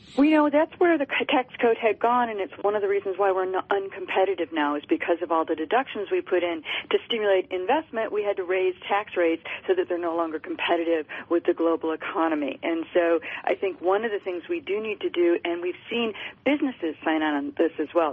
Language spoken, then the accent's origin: English; Detroit, Michigan, United States; I'm from Detroit